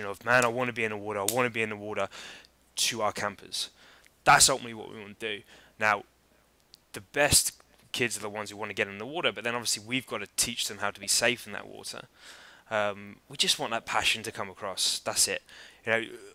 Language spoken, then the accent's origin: English; Oxford, South East England, United Kingdom; moved away; also born or lived in Barbados; I grew up in Oxford, which is right in the middle.